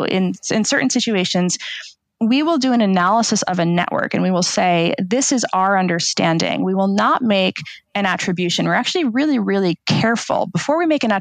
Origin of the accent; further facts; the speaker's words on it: United States; as an American